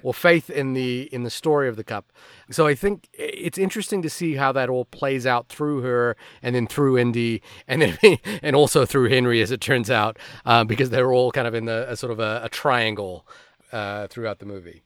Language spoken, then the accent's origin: English; Fiji; I'm Indian. I grew up in Fiji